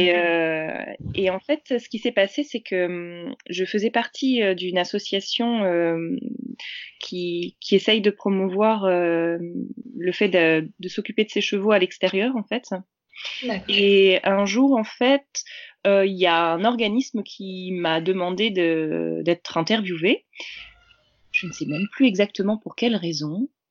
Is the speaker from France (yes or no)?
yes; Normandy, France; je suis de Normandie